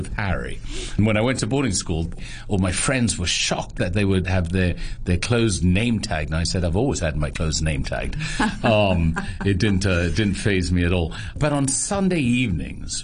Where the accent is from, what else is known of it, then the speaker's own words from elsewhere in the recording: Hong Kong; We moved in December 1970. And the only reason I know that is because I was born in January 1971. So I was the first child to move in there